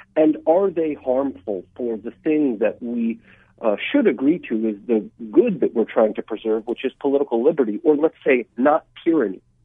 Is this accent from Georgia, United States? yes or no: yes; Atlanta, Georgia, United States; also born or lived in Russia; now in Washington, D.C., United States; I immigrated here from Russia when I was just a kid. I grew up in Atlanta